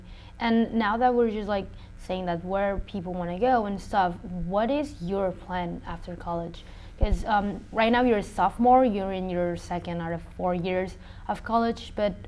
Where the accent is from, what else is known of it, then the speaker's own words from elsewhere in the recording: Spain; moved away as an adult; now in United States; my ethnicity is Asian, but I was raised in Spain. It's like I was adopted, so my family and everyone around me is like fully white European.